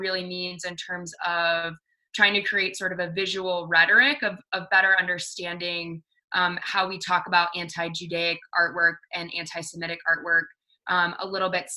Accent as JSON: {"language": "English", "region": "the South", "country": "United States", "tie": "born or raised there", "said": "I grew up in the South"}